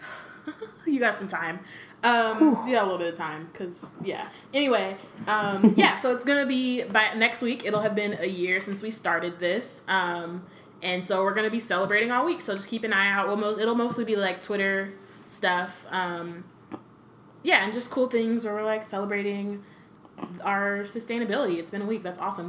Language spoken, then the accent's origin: English; United States; When like we're American